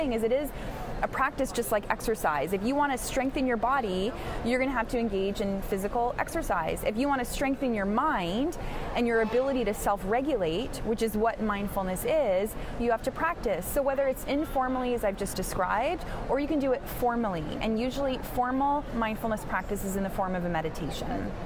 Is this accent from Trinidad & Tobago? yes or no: no; Canada; I'm Canadian